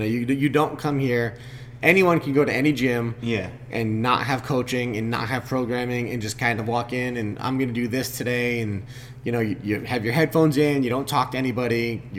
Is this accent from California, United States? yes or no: no; Westerly, Rhode Island, United States; the members, most of us came from here. You know, we're from Westerly, or we're from, you know, Stonington, things like that.